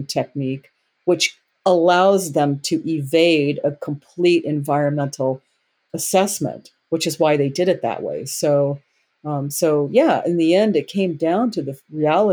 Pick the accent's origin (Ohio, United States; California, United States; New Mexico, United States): California, United States; Southern; also born or lived in San Clemente; I grew up in Southern California